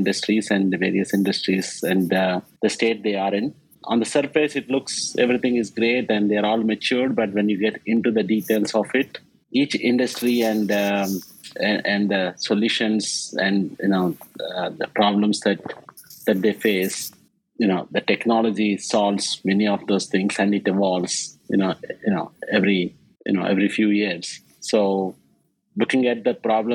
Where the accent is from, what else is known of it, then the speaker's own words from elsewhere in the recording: India; English is a second language; moved away as an adult; now in New York, United States; I came from India, a small village in India where an education is a real privilege and English is a third language